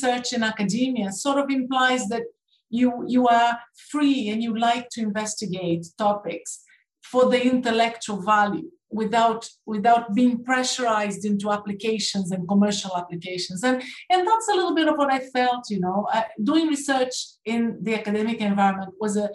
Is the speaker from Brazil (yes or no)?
yes; Brazil; accent: Canadian; moved away as an adult; also born or lived in United Kingdom; I was born in Brazil, and then I came to the UK to study and finished my PhD